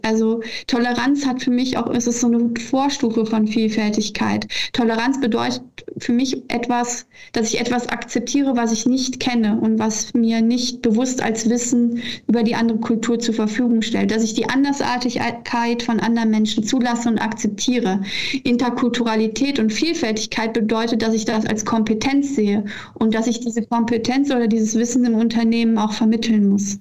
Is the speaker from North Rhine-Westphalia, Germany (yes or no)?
yes; Leverkusen, North Rhine-Westphalia, Germany; also born or lived in Australia; Ich bin in Leverkusen geboren, aufgewachsen